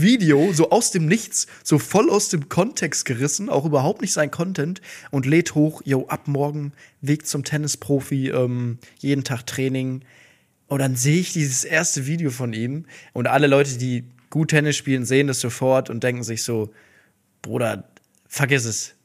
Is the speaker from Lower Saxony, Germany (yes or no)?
no; Duisburg, North Rhine-Westphalia, Germany; Ich komme aus Duisburg, da sagt man fressen